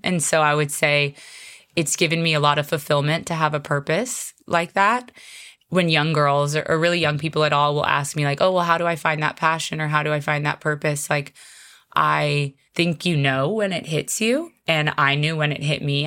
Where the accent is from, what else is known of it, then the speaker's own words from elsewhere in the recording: Arizona, United States; moved away as an adult; now in Hawaii, United States; I'm actually originally from Arizona, which is a landlocked state